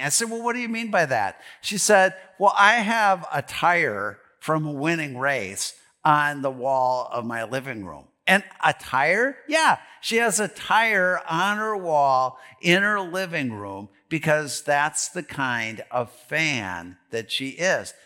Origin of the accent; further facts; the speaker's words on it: Green Bay, Wisconsin, United States; now in Delano, United States; I grew up in Green Bay, Wisconsin